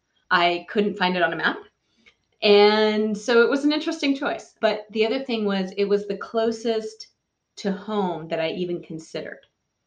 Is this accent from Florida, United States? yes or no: no; Foster City, California, United States; So the bulk of my childhood was spent in the San Francisco Bay Area, in San Mateo Foster City specifically